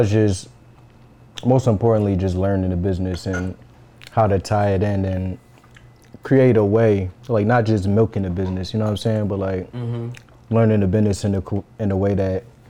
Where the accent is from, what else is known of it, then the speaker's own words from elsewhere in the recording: Philadelphia, Pennsylvania, United States; I grew up in Philly